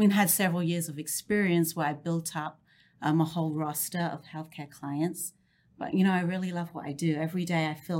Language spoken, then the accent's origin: English; London, United Kingdom; moved away as an adult; also born or lived in Cambridge; now in Dallas-Fort Worth, United States; I grew up in London